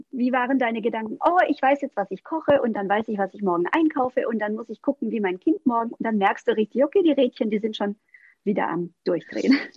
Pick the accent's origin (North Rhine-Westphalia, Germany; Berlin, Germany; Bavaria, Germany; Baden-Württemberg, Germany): Baden-Württemberg, Germany; ich komme aus dem Schwabeländle, da heißt es schaffe, schaffe, Häusle baue